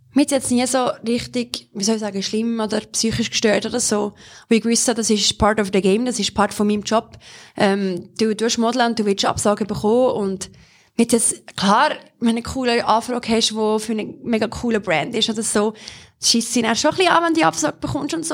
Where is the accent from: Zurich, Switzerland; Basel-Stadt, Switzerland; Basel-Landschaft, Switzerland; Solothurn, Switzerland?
Solothurn, Switzerland; bin in Solothurn aufgewachsen